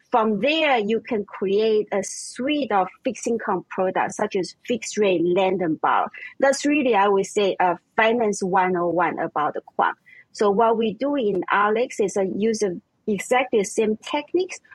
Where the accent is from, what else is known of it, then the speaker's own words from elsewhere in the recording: Vienna, Austria; English is a second language; moved away; also born or lived in Taiwan; I was born in Taiwan and I grew up in Vienna, Austria